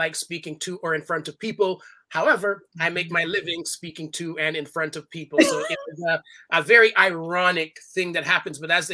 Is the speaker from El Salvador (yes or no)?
no; Toronto, Ontario, Canada; I was born in Toronto, Canada. My family is all from Jamaica. So I'm the first generation of the family born outside of the islands